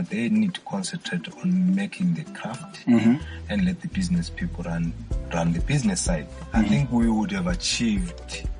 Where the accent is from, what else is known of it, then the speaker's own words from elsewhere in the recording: Bulawayo, Zimbabwe; every time I would say to a foreigner, I'm from Bulawayo